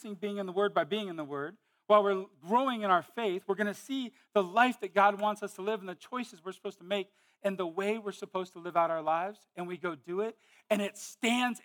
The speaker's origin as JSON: {"language": "English", "town": "Modesto", "region": "California", "country": "United States", "moved": "yes", "said": "I was from California, Modesto."}